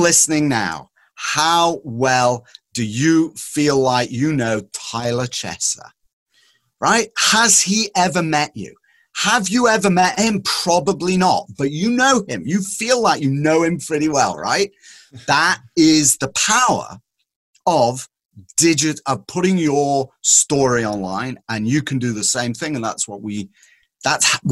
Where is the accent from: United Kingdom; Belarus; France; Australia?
United Kingdom; England; moved away; when I was growing up in England